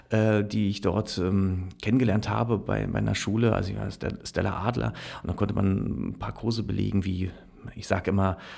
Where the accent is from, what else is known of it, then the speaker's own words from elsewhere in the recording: Berlin, Germany; ich bin aufge also aufgewachsen und geboren tatsächlich in Berlin. Ähm, äh, habe da meine Kindheit verbracht